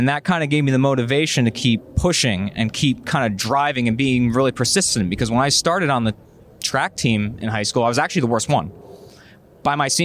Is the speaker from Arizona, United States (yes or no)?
no; Monmouth County, New Jersey, United States; I'm from Monmouth County. Yeah. So I'm a Jersey guy